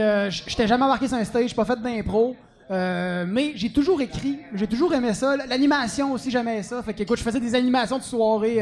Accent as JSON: {"language": "French", "town": "Dolbeau-Mistassini", "region": "Quebec", "country": "Canada", "said": "Je viens de Dolbo"}